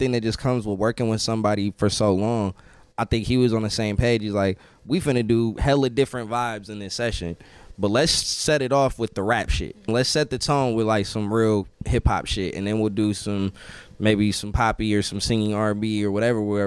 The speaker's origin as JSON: {"language": "English", "region": "Northern California", "country": "United States", "said": "we're from Northern California"}